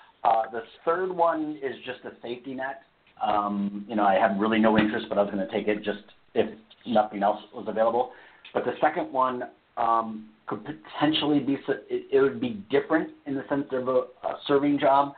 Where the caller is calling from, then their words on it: Las Vegas, Nevada, United States; I'm in Las Vegas.